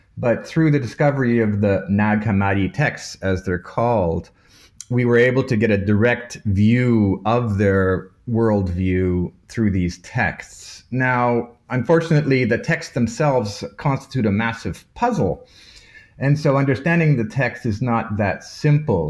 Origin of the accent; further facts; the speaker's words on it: Toronto, Ontario, Canada; moved away as an adult; also born or lived in Malta / Munich; now in Vienna, Austria; I was born in Toronto, Canada, of Maltese parents, so my cultural background is from an island in the Mediterranean called Malta. And I grew up in Toronto, studied in Toronto, at the University of Toronto